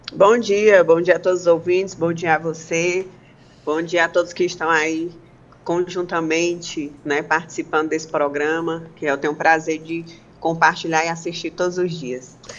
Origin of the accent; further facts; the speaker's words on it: Ibiapaba, Ceará, Brazil; falo até por mim, né, ibiapabano